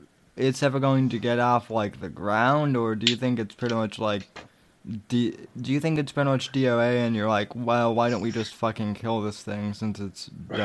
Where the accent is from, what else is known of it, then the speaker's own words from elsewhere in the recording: United States; I know I'm an American